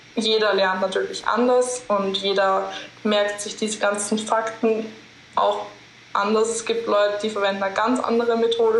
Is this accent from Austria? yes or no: yes; Linz, Upper Austria, Austria; moved away; Ich komme aus Linz ursprünglich